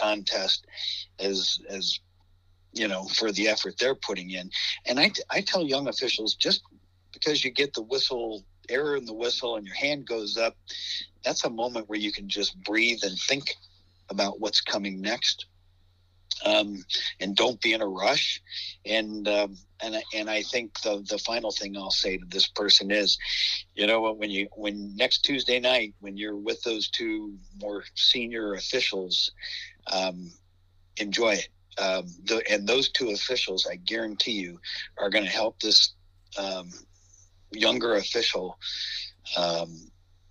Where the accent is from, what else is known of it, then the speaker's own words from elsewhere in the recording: Warren, Ohio, United States; now in Sagamore Hills, United States; I'm from Warren